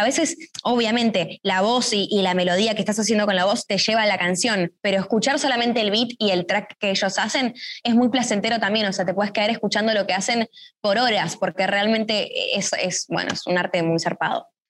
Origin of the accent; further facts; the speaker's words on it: Argentina; siendo dos argentinas